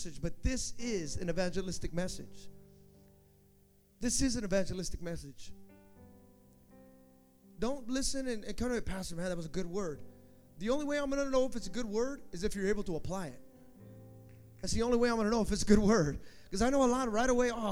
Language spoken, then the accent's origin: English; the Bay Area, California, United States; I'm from the Bay.